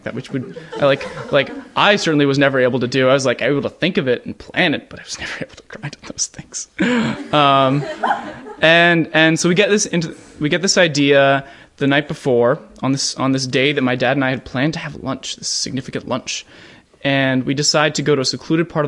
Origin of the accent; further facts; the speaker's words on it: Pittsburgh, Pennsylvania, United States; now in San Francisco Bay Area, United States; I grew up in Pittsburgh